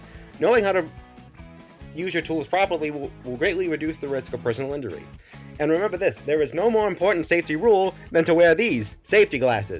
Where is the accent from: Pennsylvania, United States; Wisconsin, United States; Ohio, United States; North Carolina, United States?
Ohio, United States; I'm from Ohio.